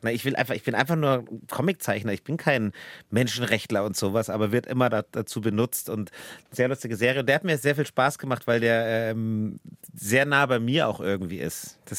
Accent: Bavaria, Germany; E und wir Bayern machen das EA. Wir sagen Schwert.

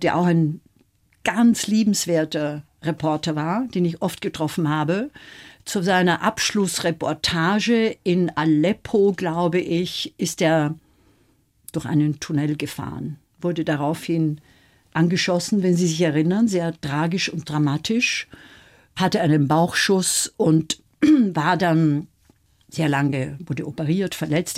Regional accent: Austria; ich bin Österreicherin

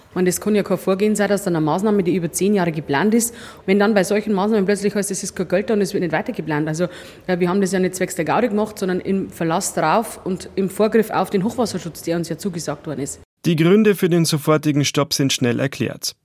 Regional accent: Roding, Bavaria, Germany; bei Roding, meiner Heimatstadt

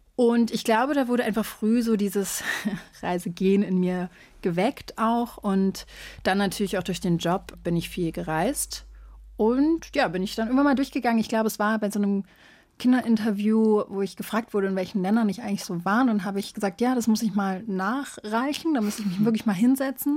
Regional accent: Berlin, Germany; moved away; also born or lived in São Paulo, Brazil; Ich bin ja in Berlin aufgewachsen

